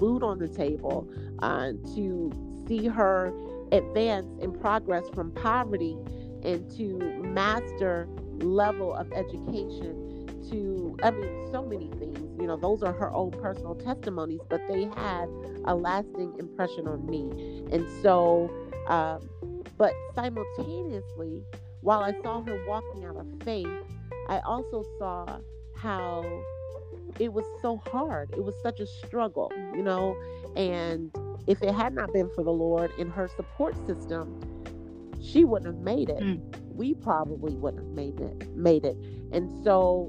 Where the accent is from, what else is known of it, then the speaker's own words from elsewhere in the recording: Indianapolis, Indiana, United States; also born or lived in Michigan; I'm from Indianapolis, Indiana. I was born in Michigan, but raised in Indianapolis